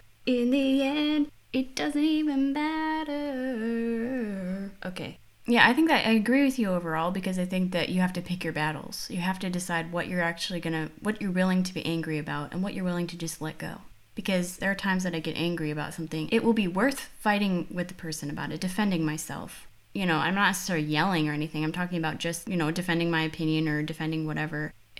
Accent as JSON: {"language": "English", "region": "Midwest", "country": "United States", "accent": "Midwestern", "said": "My accent is still very much Midwestern, but I think it's changed a lot since I moved out of the Midwest U.S."}